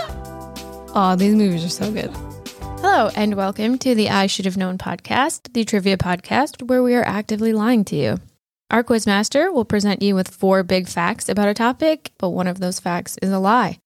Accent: Wisconsin, United States; as a Wisconsinite

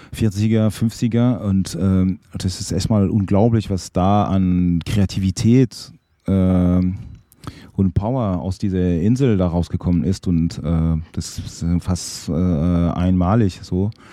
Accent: Fribourg, Switzerland; moved away as an adult; also born or lived in Basel / Berlin; Ich hatte auch Bands, auch in Fribourg, in meiner Heimatstadt

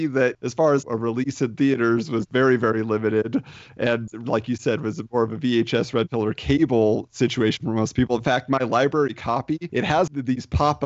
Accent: California, United States; I grew up in suburban California

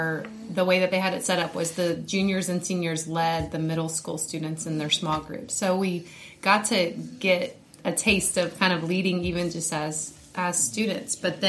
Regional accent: Pensacola, Florida, United States; also born or lived in Fairhope, Alabama; Born in Fairhope, Alabama, and then moved to Pensacola when I was like 5. Stayed here the rest, you know, been here ever since. So not very exciting, but good old Southern girl growing up in Alabama

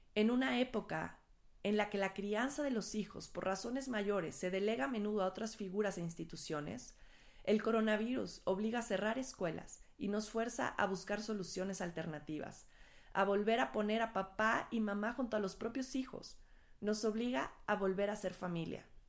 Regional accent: Mexico

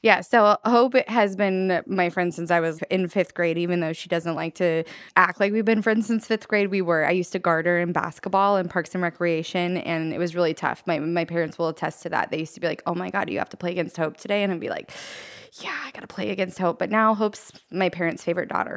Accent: Redding, California, United States; I grew up in Reading, then I got out of Reading

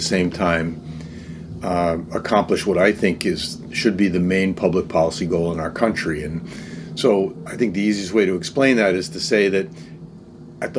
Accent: East Haven, Connecticut, United States; I grew up in East Haven, Connecticut

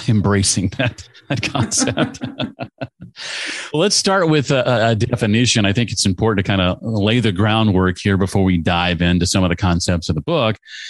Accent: Indianapolis, Indiana, United States; my hometown of Indianapolis

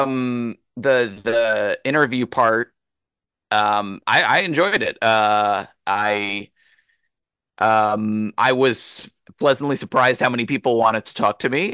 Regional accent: near the setting of Chasing Amy, New Jersey, United States; it was set in basically my hometown

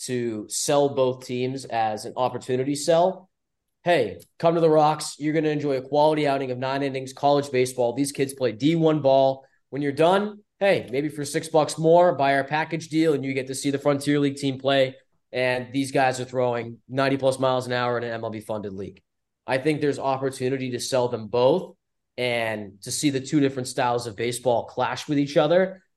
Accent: Taunton, Massachusetts, United States; I am from Taunton, which is about twenty-five minutes south

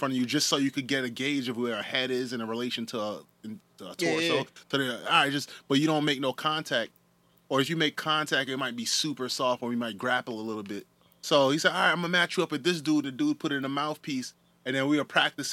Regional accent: Northeast, United States; being Northerners, man, we're from the Northeast.

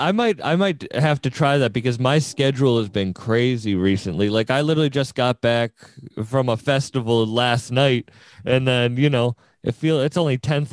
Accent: Massachusetts, United States; I'm from Massachusetts

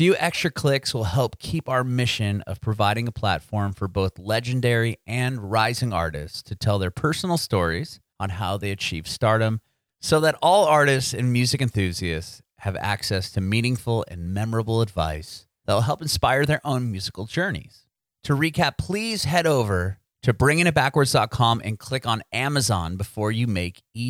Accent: San Diego, California, United States; moved away as an adult; now in Nashville, United States; I was born and raised in San Diego, and I recently moved to Nashville, but I lived there pretty much my entire life.

